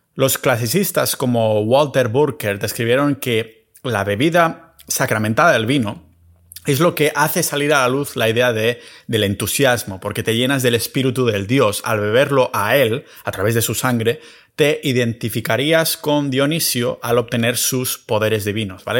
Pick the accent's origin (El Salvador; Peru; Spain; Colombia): Spain; Catalonia; mi tierra natal, en Cataluña